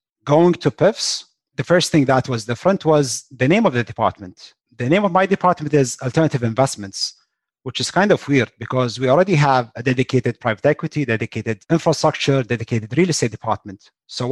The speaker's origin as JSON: {"language": "English", "country": "Kuwait", "tie": "born or raised there", "also_born_or_lived": "West Lafayette, Indiana, United States", "said": "born and raised in Kuwait, went to school in West Lafayette, Indiana, at Purdue specifically."}